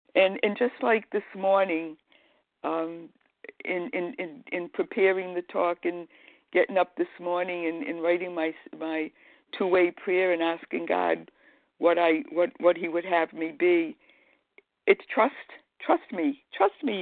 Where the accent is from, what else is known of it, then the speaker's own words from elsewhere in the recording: Rhode Island, United States; moved away as an adult; also born or lived in Boston, Massachusetts; now in Massachusetts, United States; I'm from Rhode Island